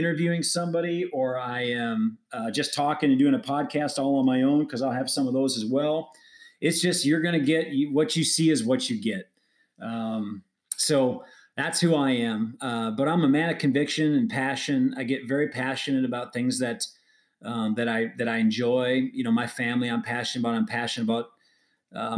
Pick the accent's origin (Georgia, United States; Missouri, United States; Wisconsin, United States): Wisconsin, United States; moved away as an adult; now in Phoenix, United States; I live in Phoenix, Arizona, born and raised in Great Wisconsin. So I'm a Midwestern guy. I lived there for 38 years